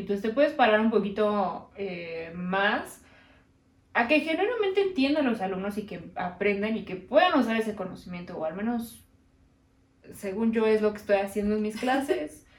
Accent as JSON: {"language": "Spanish", "country": "Mexico", "said": "aquí que estamos los mexicanos"}